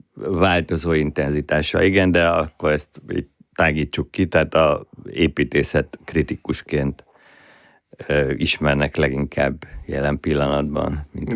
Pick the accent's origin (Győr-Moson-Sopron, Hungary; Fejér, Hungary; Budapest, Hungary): Budapest, Hungary; Budai gyerek vagyok, elég furcsa konstrukció vagyok, budai proli gyerek